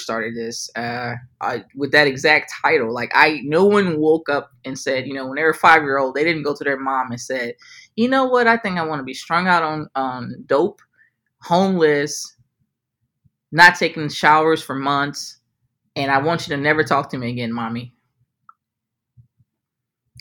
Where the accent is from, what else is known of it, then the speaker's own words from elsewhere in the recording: New Orleans, Louisiana, United States; I'm from New Orleans